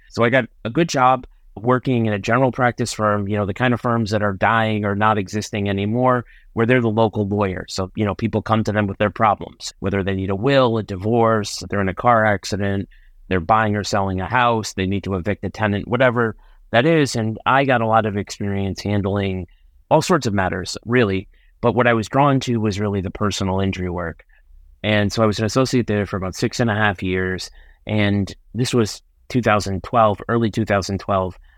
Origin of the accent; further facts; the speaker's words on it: Enfield, Connecticut, United States; I'm from Enfield, Connecticut, so I've lived almost all my life in Hartford County